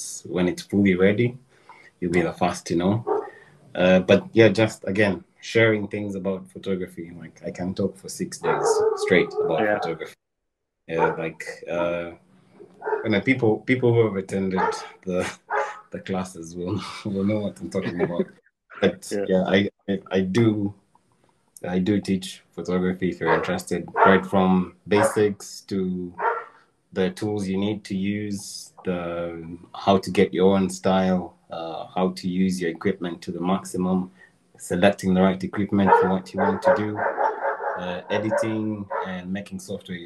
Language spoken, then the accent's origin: English; Kampala, Central Region, Uganda; I was born in Kampala. I was born in Mengo Hospital.